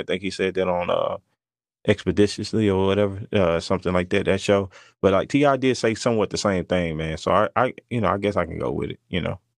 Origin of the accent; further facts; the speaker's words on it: Mississippi, United States; moved away; also born or lived in Arkansas; I was from Mississippi, and I started doing music in Arkansas